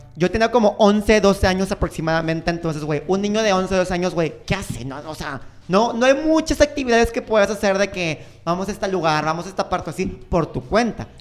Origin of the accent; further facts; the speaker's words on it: Mexico; soy de México